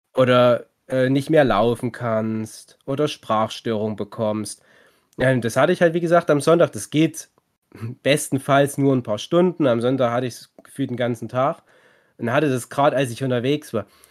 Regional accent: East Germany, Germany; wir sind auch Ostdeutsche

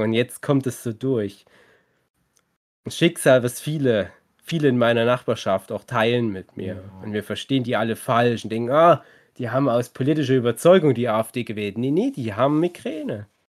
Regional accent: East Germany, Germany; wir sind auch Ostdeutsche

